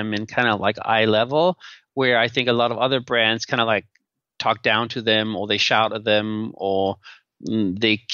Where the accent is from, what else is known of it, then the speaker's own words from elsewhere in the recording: Denmark; moved away; And now I'm from Denmark, which is like a very equal society.